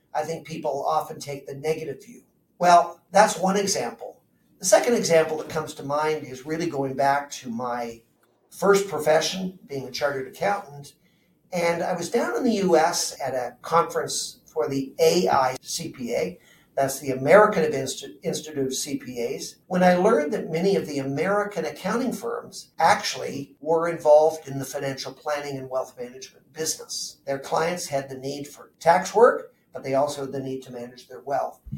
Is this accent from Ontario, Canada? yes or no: yes; Burlington, Ontario, Canada; I grew up in Southern Ontario, went to high school in Burlington